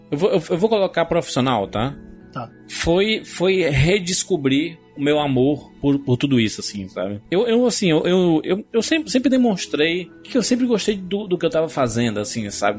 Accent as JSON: {"language": "Portuguese", "region": "Northeast Region", "country": "Brazil", "said": "Eu, como nordestino, sempre tive que trabalhar duas, três, quatro vezes mais do que os outros"}